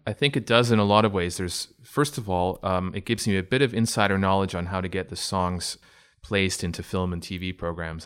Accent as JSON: {"language": "English", "town": "Oshawa", "region": "Ontario", "country": "Canada", "tie": "born or raised there", "also_born_or_lived": "Toronto", "said": "I'm from Oshawa. I grew up in Oshawa originally"}